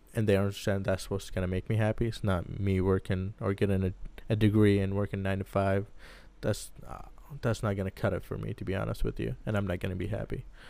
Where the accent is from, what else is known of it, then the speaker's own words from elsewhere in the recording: Baghdad, Baghdad Governorate, Iraq; also born or lived in San Diego, United States; now in Lincoln, Nebraska, United States; I was born and raised in Baghdad, Iraq